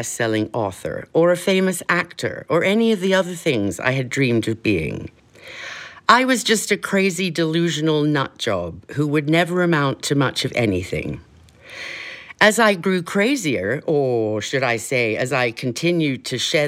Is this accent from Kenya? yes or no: yes; Kenya; moved away; growing up in Kenya